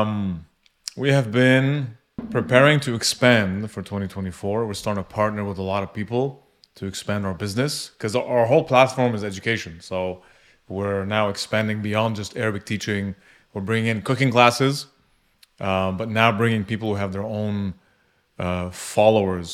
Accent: Canada; I was born in Canada

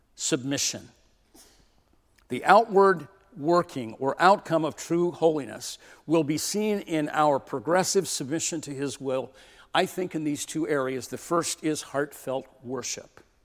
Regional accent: California, United States; moved away; also born or lived in Portland; I grew up in California

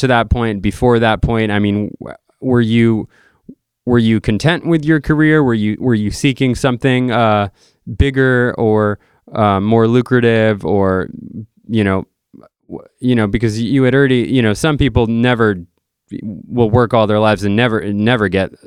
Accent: Dartmouth, Massachusetts, United States; I grew up in literally the next town over in Dartmouth, Mass

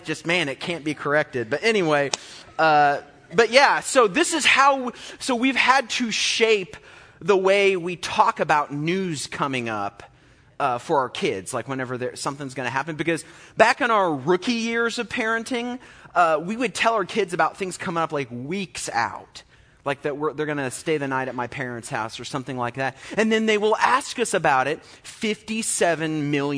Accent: Olney, Illinois, United States; I grew up in Olney

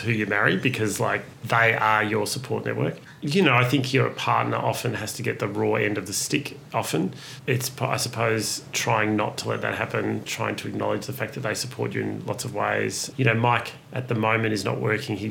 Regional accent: Ararat, Victoria, Australia; moved away; I grew up in a rural country town

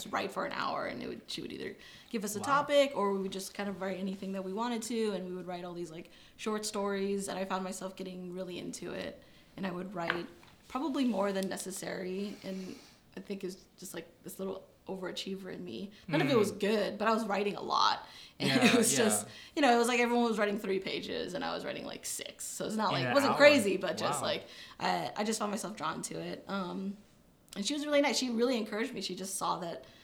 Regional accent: Milpitas, California, United States; moved away as an adult; now in Los Angeles, United States; Born and raised in the Bay Area, Milpitas

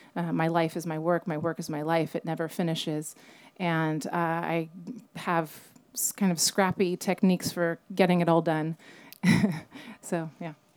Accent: Napa, California, United States; I'm from Napa. I was born in the Queen of the Valley just behind us and grew up on vineyards

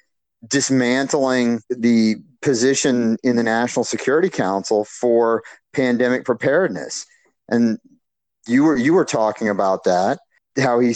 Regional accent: United States; as American

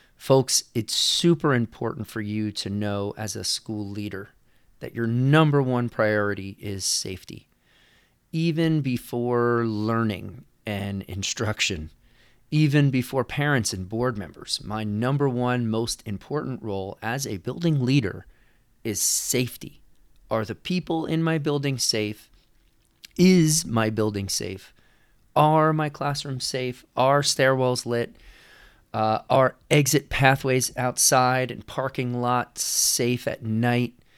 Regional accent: New York, United States; now in California, United States; I am not from California. I am from New York.

